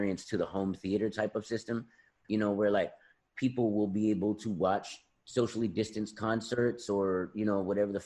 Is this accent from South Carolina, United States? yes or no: yes; South Carolina, United States; I grew up in South Carolina, and at that particular time here in the South